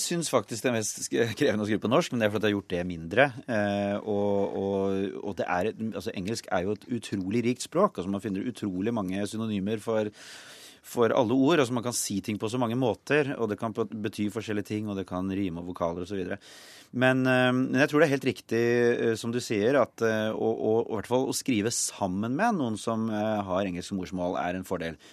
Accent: Norway; also born or lived in England / United States; jeg er jo norsk

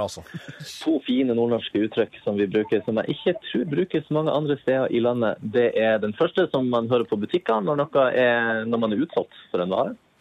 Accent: Northern Norway, Norway; Jeg er nordnorsk.

